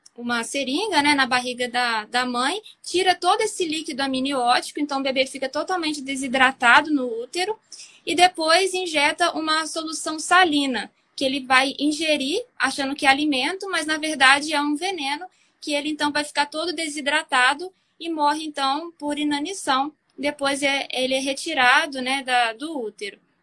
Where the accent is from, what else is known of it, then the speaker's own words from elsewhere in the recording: Juiz de Fora, Minas Gerais, Brazil; eu sou de Juiz de Fora